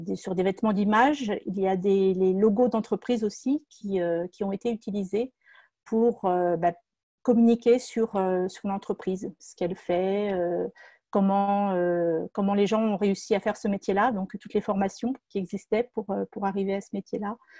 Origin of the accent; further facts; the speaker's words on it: Moret-sur-Loing, Île-de-France, France; je suis originaire de Moret-sur-Loing en Seine-et-Marne